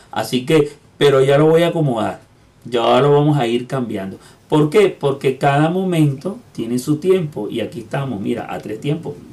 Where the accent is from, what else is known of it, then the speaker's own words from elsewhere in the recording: Venezuela; moved away as an adult; now in Lima, Peru; venezolanos de donde nací, de mi tierra y en la ciudad este, donde estoy pues desde hace unos cuantos años, que es Lima